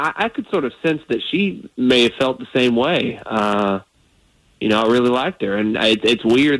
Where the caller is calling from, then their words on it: Sanford, United States; I'm from Sanford.